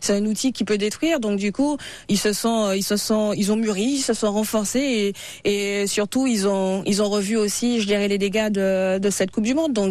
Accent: France; je suis fière d'être française, fière de cette équipe de France

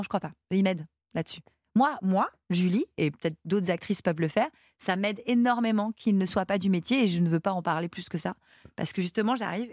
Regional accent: France; je suis française

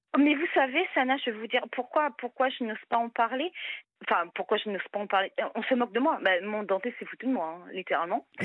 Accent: Brittany, France; je suis bretonne

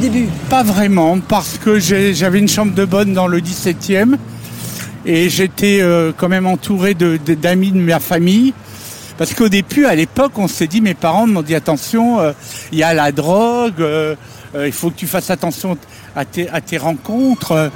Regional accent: Houlgate, Normandy, France; j'ai passé mon enfance à Oulgat

